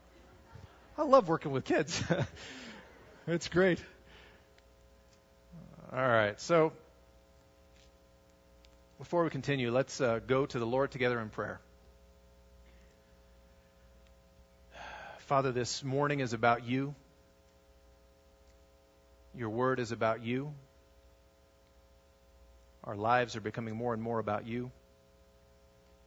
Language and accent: English; United States; also born or lived in Russia / Armenia